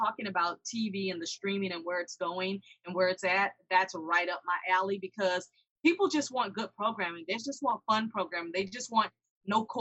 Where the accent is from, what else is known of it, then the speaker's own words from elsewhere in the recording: Houston, Texas, United States; also born or lived in Katy, Texas; I am from the great state of Texas. I'm from Houston. I live out in Katy